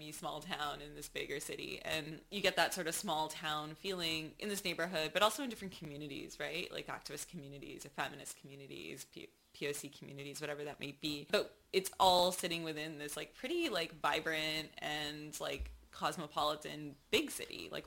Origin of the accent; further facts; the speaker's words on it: Mississauga, Ontario, Canada; so I'm actually from just outside of Toronto. There's like this suburb uh, called Mississauga, which is where I was born, and um, I spent a lot of time uh, there as a child